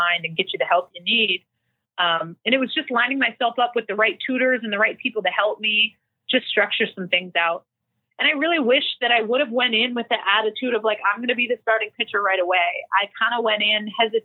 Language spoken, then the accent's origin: English; Langley, British Columbia, Canada; moved away as an adult; also born or lived in Washington, United States / Japan; I'm some Canadian kid, small town, Langley, BC, going to this big school.